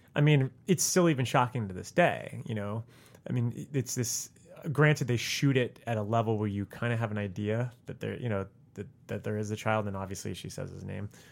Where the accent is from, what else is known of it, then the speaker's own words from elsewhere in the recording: South Florida, United States; moved away; I come from South Florida